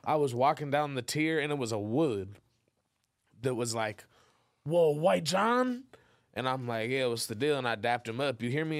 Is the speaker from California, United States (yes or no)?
yes; Inglewood, California, United States; born or raised there; also born or lived in Los Angeles, California / San Diego, California